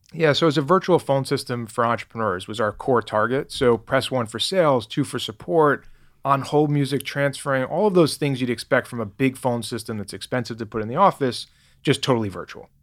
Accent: New York City, New York, United States; moved away as an adult; also born or lived in Boston; now in Nevada, United States; I grew up in New York, actually, lived in Boston for ten years where I started Grasshopper. Now I've been in Nevada for almost nine years.

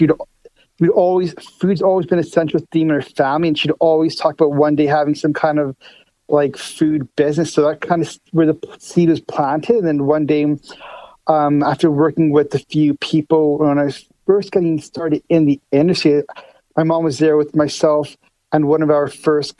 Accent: Winnipeg, Manitoba, Canada; we're actually both born in Winnipeg.

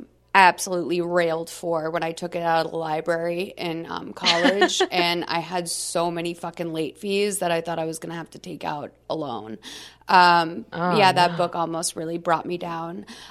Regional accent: Massachusetts, United States; I grew up in Massachusetts. I will say that it was very much the same energy around you have to go to college.

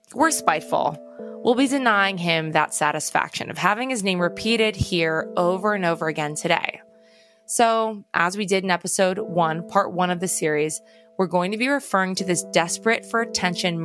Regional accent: Long Island, New York, United States; I'm from Long Island.

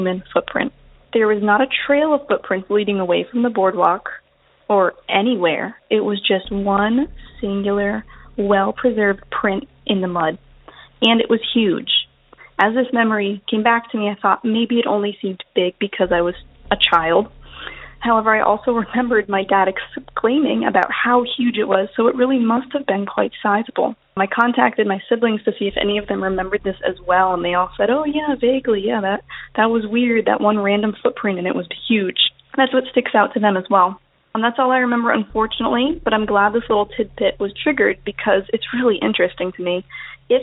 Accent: Outer Banks, North Carolina, United States; now in New York, United States; I grew up in North Carolina on the Outer Banks

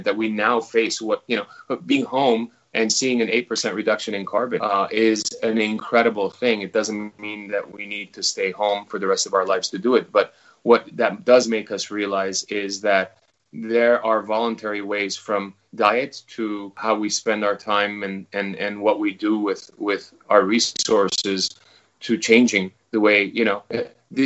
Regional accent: Los Angeles, California, United States; moved away as an adult; now in New Zealand; My whole, you know, my parents, all my friends and everyone I grew up with is in Los Angeles. And so I've got a huge history there.

